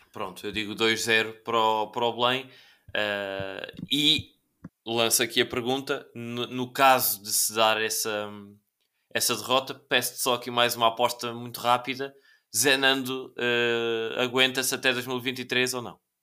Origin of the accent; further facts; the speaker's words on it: Évora, Alentejo, Portugal; dos dois clubes da minha terra, do, do Juventude e do Lusitano de Évora